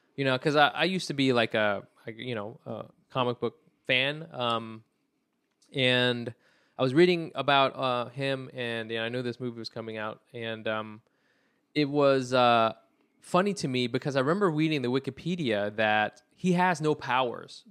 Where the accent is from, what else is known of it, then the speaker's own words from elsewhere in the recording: Anaheim, California, United States; I'm really from Orange County originally